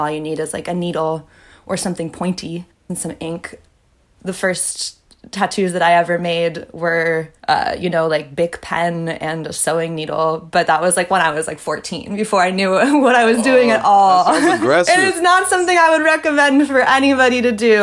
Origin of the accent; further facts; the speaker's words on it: the Bay Area, California, United States; I'm like from the Bay. I grew up like hiking, backpacking all around California.